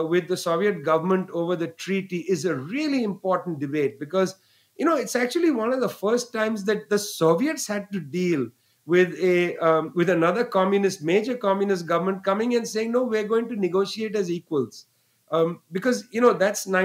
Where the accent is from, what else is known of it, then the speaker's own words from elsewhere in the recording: West Bengal, India; Bengal, where I was born